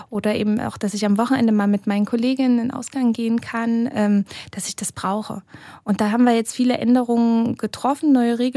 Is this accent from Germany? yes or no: yes; Germany; Gehe ich vielleicht zurück nach Deutschland mit den Kindern, weil dort meine Familie ist. Also wir sind beide aus Deutschland, äh, unsere Großeltern eben auch dort.